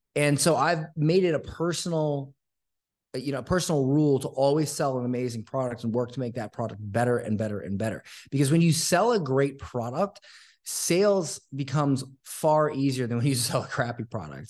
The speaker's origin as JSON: {"language": "English", "region": "Florida", "country": "United States", "tie": "born or raised there", "moved": "yes", "lives_now": "Costa Rica", "said": "I grew up, uh, in a small town in Florida"}